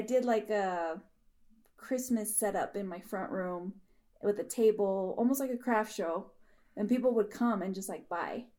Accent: Denver, Colorado, United States; also born or lived in Parker, Colorado; I grew up in Denver, Southwest Denver and Bear Valley.

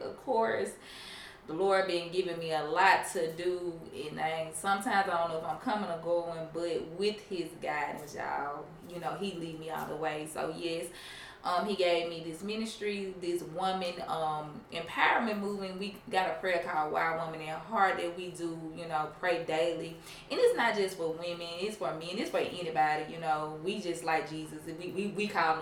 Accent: Mississippi, United States; moved away as an adult; now in Tennessee, United States; I'm from Mississippi originally, been in Tennessee about, 5-6 years now

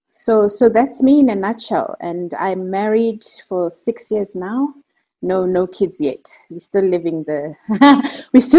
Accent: Eastern Cape, South Africa; So just to give context, I'm South African. I'm originally Xhosa, and I hail from the Eastern Cape.

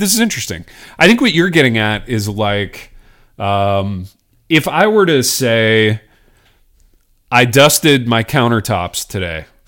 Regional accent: Indiana, United States; growing up in Indiana

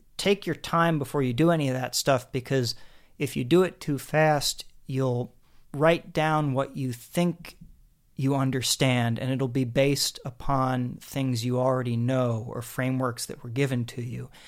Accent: Harrisburg, Pennsylvania, United States; also born or lived in suburbs of Philadelphia; I grew up in Harrisburg, Pennsylvania

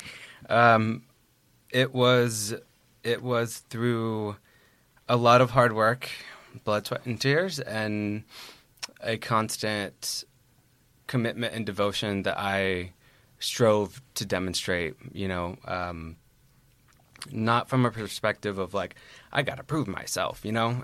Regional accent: Virginia, United States; moved away as an adult; now in New York, United States; I hail from Virginia and have been a New York resident for about six years.

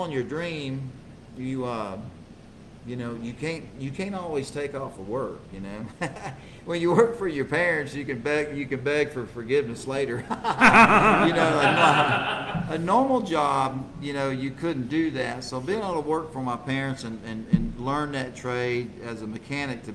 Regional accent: Houston, Texas, United States; born or raised there

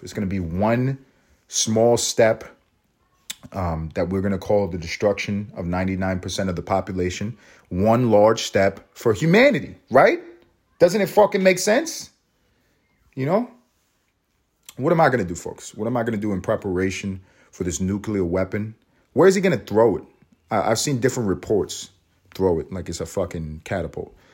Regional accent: New York, United States; also born or lived in Los Angeles; now in Georgia, United States; I'm in Georgia, but I'm from New York. I, I lived in Los Angeles.

